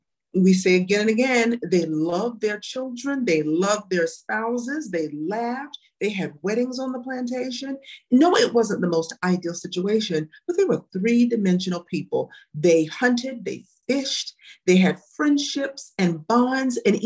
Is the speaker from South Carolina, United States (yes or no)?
yes; South Carolina, United States; I'm from South Carolina